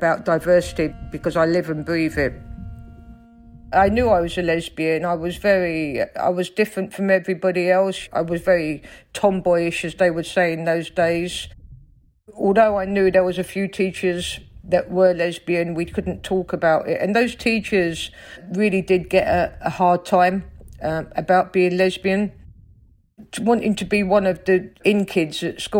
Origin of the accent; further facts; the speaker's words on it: London, United Kingdom; accent: Cockney; I grew up in South London, in Stockwell, on a council estate.